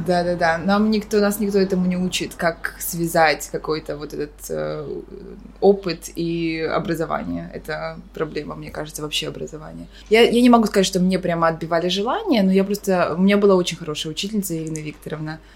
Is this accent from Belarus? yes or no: no; Kyiv, Ukraine; moved away as an adult; also born or lived in Boston, United States; now in New York, United States; Я родом сама из Киева